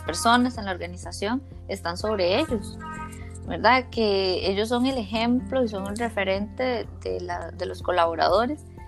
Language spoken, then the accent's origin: Spanish; Costa Rica; como decimos aquí en Costa Rica